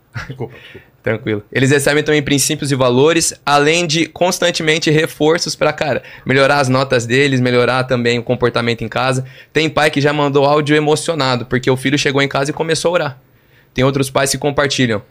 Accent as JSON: {"language": "Portuguese", "region": "São Paulo", "country": "Brazil", "tie": "born or raised there", "said": "nascido e criado na Vila Joaniza, zona sul de São Paulo"}